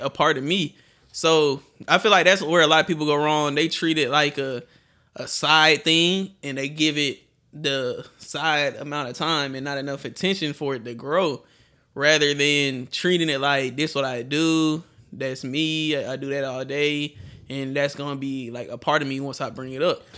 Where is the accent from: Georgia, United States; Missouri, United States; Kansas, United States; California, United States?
Georgia, United States; Atlanta; I'm from Atlanta